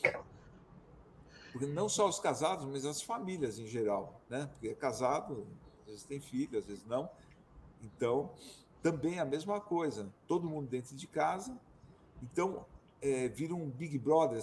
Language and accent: Portuguese; São Paulo, Brazil; moved away as an adult; now in Serra da Mantiqueira, Brazil; Eu sou de São Paulo, viajei o mundo inteiro e hoje eu estou aqui no meu paraíso particular, na Serra da Mantiqueira